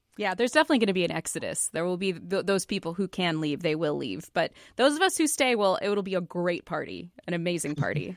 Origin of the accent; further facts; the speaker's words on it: Seattle, Washington, United States; moved away; also born or lived in California; I'm from Seattle